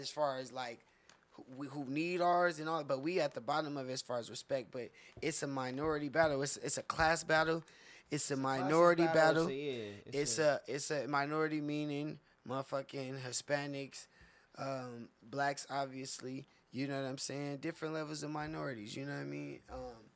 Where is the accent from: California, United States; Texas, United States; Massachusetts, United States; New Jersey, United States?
California, United States; Inland Empire; I grew up on the Morongo Reservation in the IE where I'm from